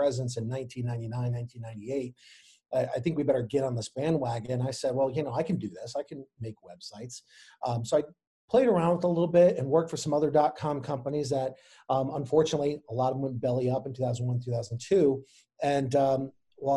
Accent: Chicago, Illinois, United States; moved away as an adult; now in Anne Arundel County, United States; I myself am not from Maryland originally. I'm from Chicago

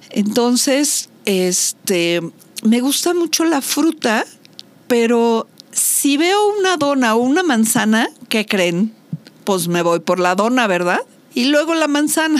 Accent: Mexico; soy mexicana

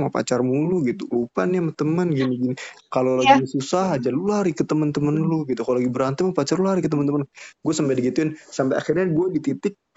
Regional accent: Tangerang, Banten, Indonesia; sedangkan gue dari Tangerang gitu kan lumayan

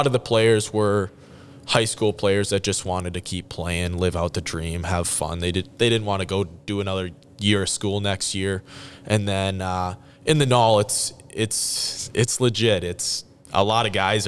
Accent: Minnesota, United States; we were in Minnesota for most of the year

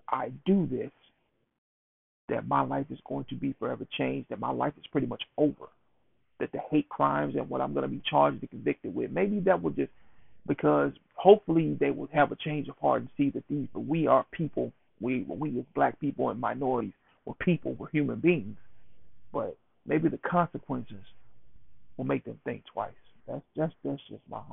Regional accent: Buckatunna, Mississippi, United States; I am, of course, born and raised in Mississippi, Bucketton, Mississippi, which is in Wayne County.

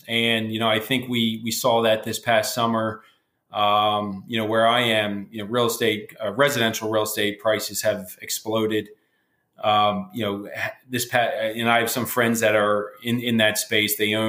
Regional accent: Wildwood Crest, New Jersey, United States; I moved to Wildwood Crest, New Jersey when I was 7 years old, growing up a block from the beach.

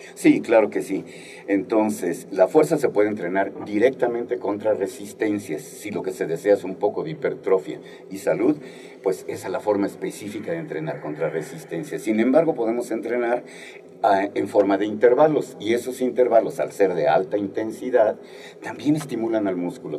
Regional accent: Guerrero, Mexico; moved away; Yo soy del estado de Guerrero y desde que vivía en mi pueblo natal, igual a Guerrero, uno de los pueblos más famosos desafortunadamente ahorita en México

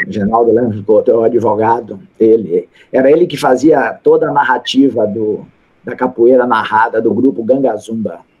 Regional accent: Salvador, Bahia, Brazil; Eu sou da Bahia, da terra da felicidade, de Salvador

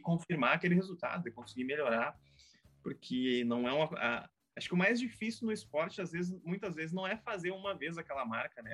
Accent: Caçapava do Sul, Rio Grande do Sul, Brazil; nasci, nasci em Caçapava, comecei a minha, minha vida esportiva lá, né? Ah, pela escola.

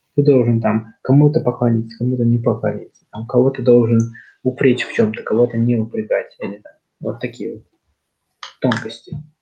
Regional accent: Kazakhstan; я, там, казах, то, что я, там, часть, вот, Казахстана

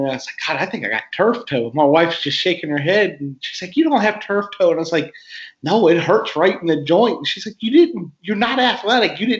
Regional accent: Virginia, United States; moved away; I grew up in Virginia

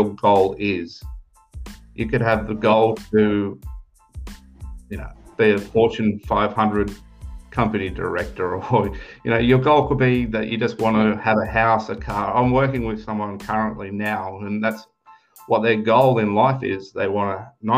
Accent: Australia; moved away as an adult; now in Europe; I'm an Australian. I'm currently living in Europe

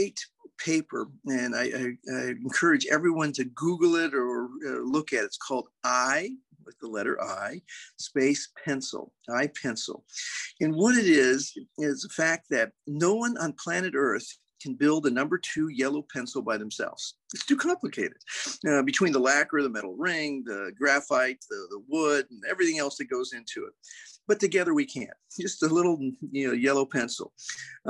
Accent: San Diego, California, United States; moved away as an adult; also born or lived in West Point, New York / Fort Worth, Texas; I grew up in San Diego

